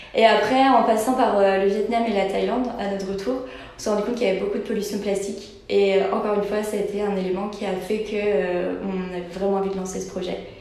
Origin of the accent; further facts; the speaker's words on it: Brittany, France; on est breton